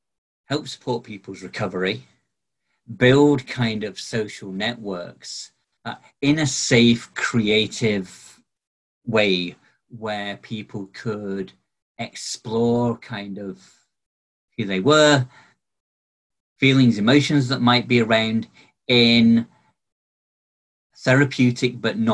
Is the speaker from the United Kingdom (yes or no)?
yes; Barnsley, Yorkshire and the Humber, United Kingdom; also born or lived in Glasgow / Bridlington; I was born in Glasgow, but I kind of grew up around Barnsley in South Yorkshire and around Bridlington in East Yorkshire. We kind of moved around a lot when I was growing up.